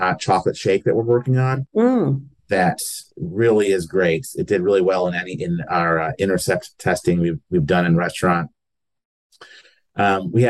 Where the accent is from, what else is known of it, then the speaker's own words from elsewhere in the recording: New York, United States; also born or lived in the South and Southeast (US); now in Lexington, United States; I'm originally from New York, but I've lived in the South and Southeast for a good chunk of my life.